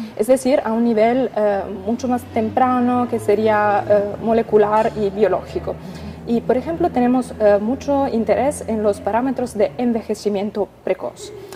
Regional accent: Italy; vengo de Italia

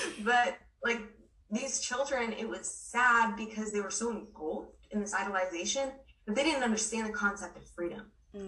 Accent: Myanmar; I grew up in Burma, and it's a Buddhist country.

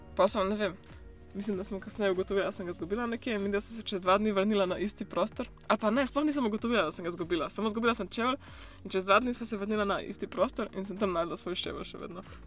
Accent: Slovenia; moved away as an adult; now in New Zealand; odkar sem šla iz Slovenije

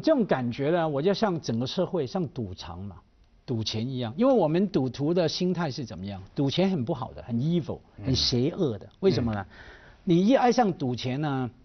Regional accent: Hong Kong; 我作为香港人

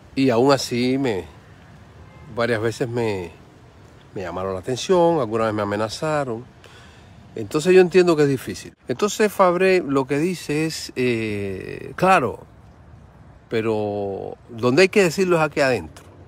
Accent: Cuba; soy un ciudadano, soy cubano

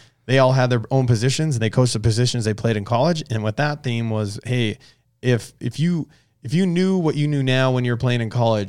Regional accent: Bismarck, North Dakota, United States; moved away as an adult; now in Phoenix, United States; that's where I grew up, Bismarck, North Dakota.

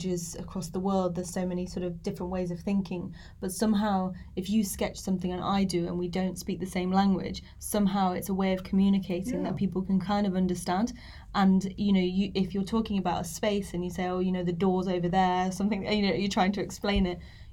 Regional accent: Nottinghamshire, East Midlands, United Kingdom; moved away; I'm from Nottinghamshire originally

